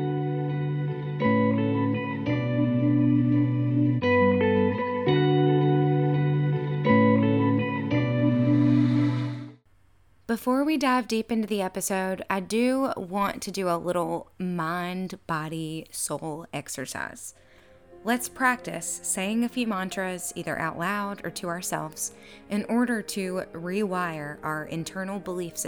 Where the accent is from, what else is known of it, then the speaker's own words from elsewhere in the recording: the American South, United States; I was born in the American South, where a lot of us were lucky enough to be raised on sweet things like hugs, tea, and manners